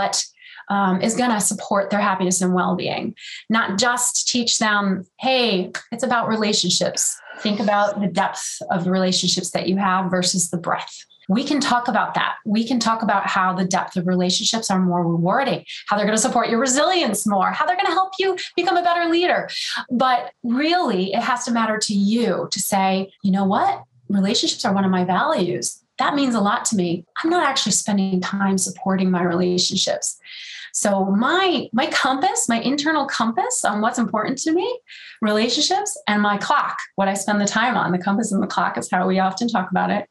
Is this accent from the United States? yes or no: yes; New York, United States; now in California, United States; I am in California, but I'm a New Yorker at heart